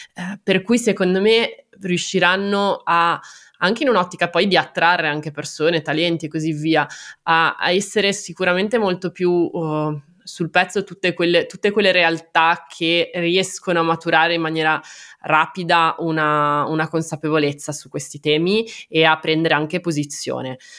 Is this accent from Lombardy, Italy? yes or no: no; Genoa, Liguria, Italy; sono genovese